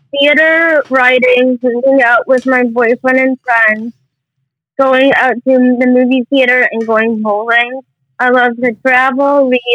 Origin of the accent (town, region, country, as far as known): Evanston, Illinois, United States; born or raised there